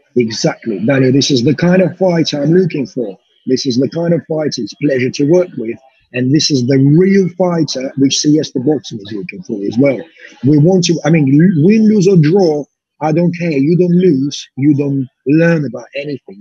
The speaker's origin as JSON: {"language": "English", "country": "Russia", "moved": "yes", "lives_now": "United Kingdom", "said": "I'm a British promoter, Russian Russian British promoter based in the UK, doing shows in Belarus"}